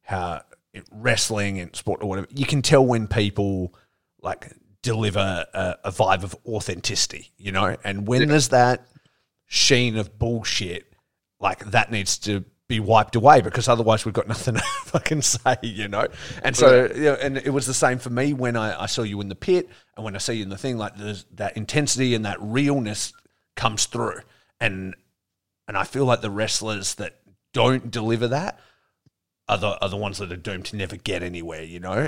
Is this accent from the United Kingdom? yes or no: no; Australia; I grew up in Australia.